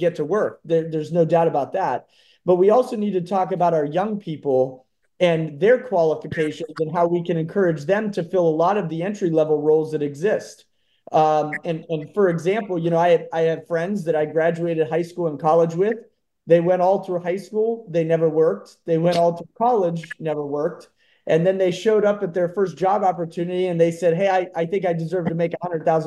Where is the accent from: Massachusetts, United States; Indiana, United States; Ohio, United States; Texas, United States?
Ohio, United States; Howland; also born or lived in Cleveland, Ohio; I currently reside in Howland and grew up in Howland, graduated from Howland High School in 2009